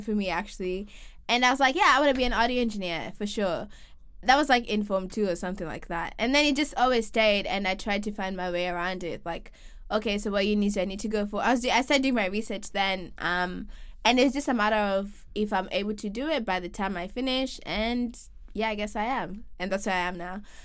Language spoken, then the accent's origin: English; Kenya; moved away as an adult; we're both from Kenya and we moved here to study